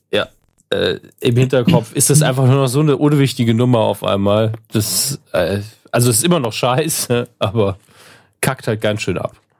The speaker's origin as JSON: {"language": "German", "region": "Saarland", "country": "Germany", "said": "als Saarländer"}